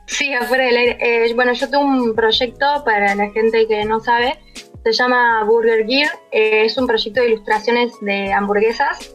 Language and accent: Spanish; Río Cuarto, Córdoba, Argentina; soy de Río Cuarto, Córdoba.